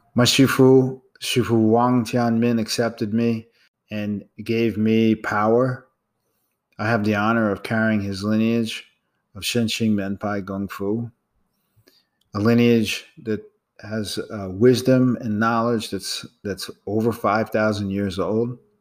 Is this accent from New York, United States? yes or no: yes; New York City, New York, United States; I was born in Manhattan and, and have lived in New York my entire life